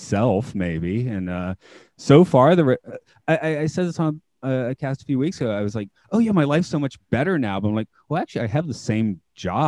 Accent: Atlanta, Georgia, United States; now in Japan; I'm from Atlanta. We have a very large Vietnamese community

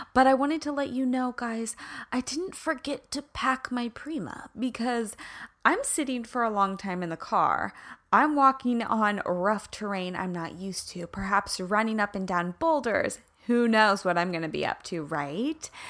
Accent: Prairie Village, Kansas, United States; moved away; I'm in the heartland right now where I grew up in Kansas City. I'm back in Prairie Village. Yes, Prairie Village, Kansas.

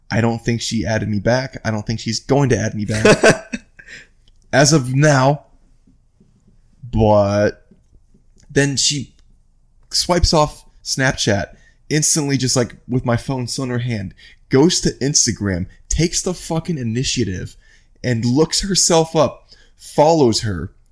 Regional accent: Midwest, United States; I'm from the Midwest and I'm down here now.

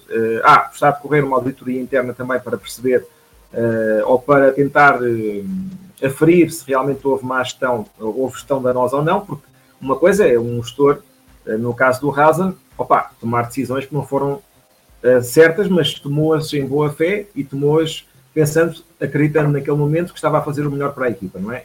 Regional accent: Portugal; nós somos portugueses

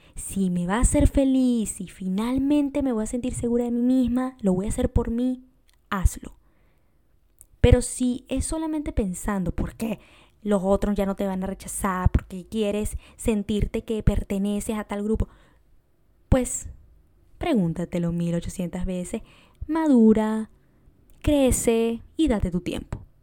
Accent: Venezuela; moved away; yo soy de Venezuela

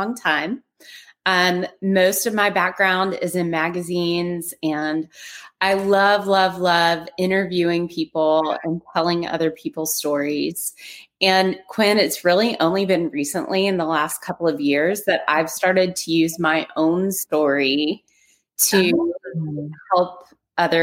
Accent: Nashville, Tennessee, United States; now in Houston, United States; I am originally from Nashville, Tennessee, living in Houston, Texas, and on my way to live by the ocean in Florida.

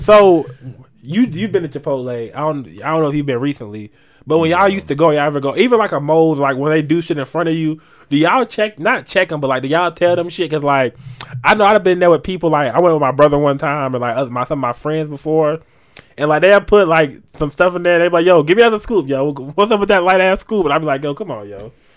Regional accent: Asheville, North Carolina, United States; I'm from Asheville

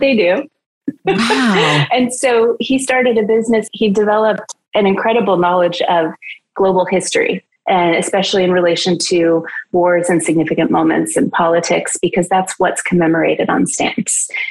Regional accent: Idaho, United States; moved away; also born or lived in Los Angeles; in the winters in Idaho, or for the in preparation for the winters, we would literally can fruit

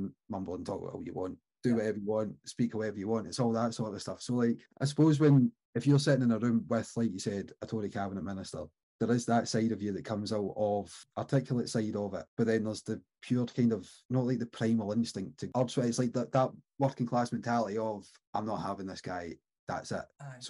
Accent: Oban, Scotland, United Kingdom; born or raised there

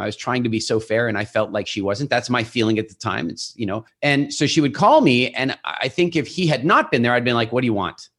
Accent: South Africa; moved away; also born or lived in England; we're originally from South Africa

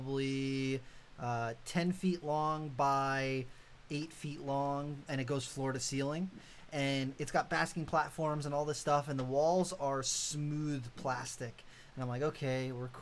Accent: Massachusetts, United States; my hometown where I grew up in Massachusetts

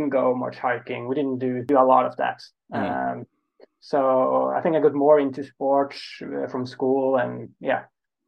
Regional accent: Oslo, Norway; also born or lived in Trondheim; I'm from Oslo. So I'm born and raised in the capital.

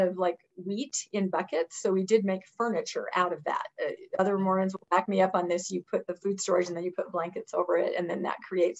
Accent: Washington, United States; I grew up in Washington State, the southeastern corner, and my parents were very active LDS

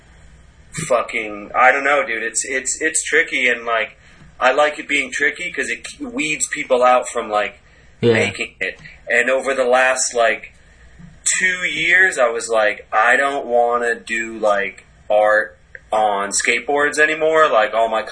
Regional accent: Cape Cod, Massachusetts, United States; now in New York, United States; growing up on the Cape

